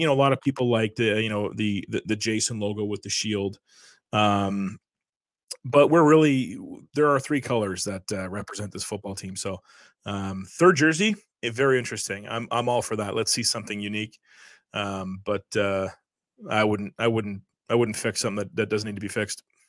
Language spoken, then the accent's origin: English; Canada; a lot of us are very proud to be Canadian.